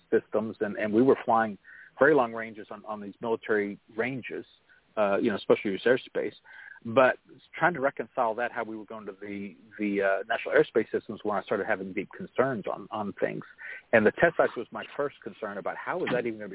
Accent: Oklahoma, United States; growing up in Oklahoma, both sides of my family go back multiple generations

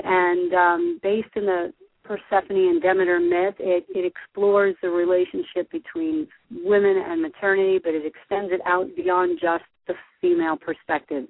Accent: New Jersey, United States; I'm from New Jersey

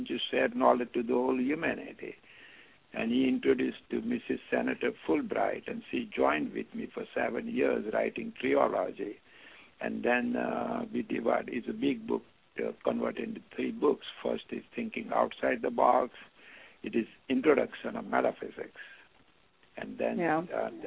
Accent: Mumbai, Maharashtra, India; moved away as an adult; now in United States; I was born in Bombay, India

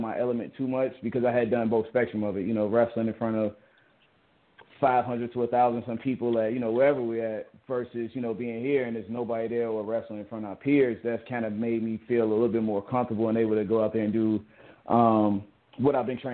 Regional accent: Chicago, Illinois, United States; moved away; also born or lived in Georgia; I grew up on the south side of Chicago, Englewood, Chicago, Illinois.

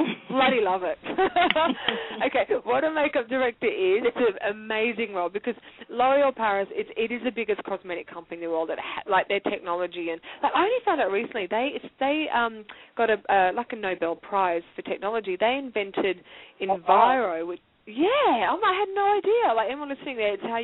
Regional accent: Australia; being Australian

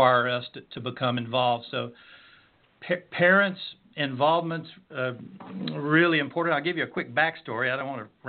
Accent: Pine Mountain, Georgia, United States; Pine Mountain, Georgia, my hometown

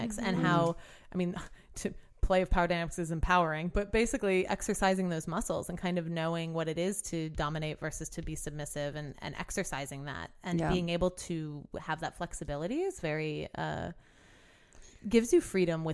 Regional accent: New Orleans, Louisiana, United States; I grew up in New Orleans

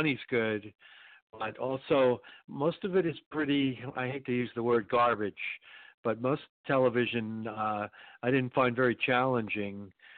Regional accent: northern New Jersey, United States; moved away as an adult; also born or lived in New York City / Virginia / Los Angeles; born Columbia Presbyterian Hospital, but grew up in northern New Jersey.

